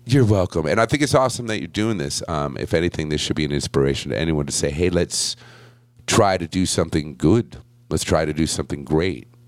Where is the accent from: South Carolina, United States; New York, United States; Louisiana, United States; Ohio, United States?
New York, United States; Buffalo; I was born in Buffalo